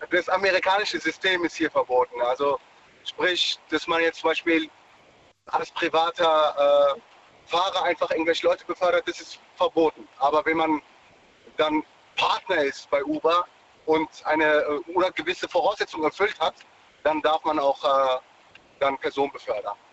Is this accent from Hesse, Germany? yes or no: yes; Darmstadt, Hesse, Germany; also ich komme auch nicht ursprünglich aus Düsseldorf, äh, komme ursprünglich aus Darmstadt.